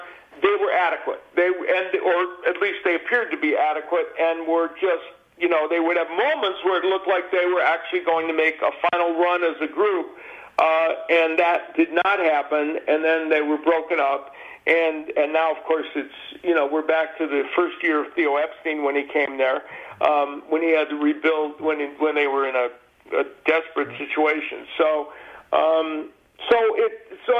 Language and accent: English; Chicago, Illinois, United States; I grew up in the South Side of Chicago. I grew up 15 minutes from Comiskey Park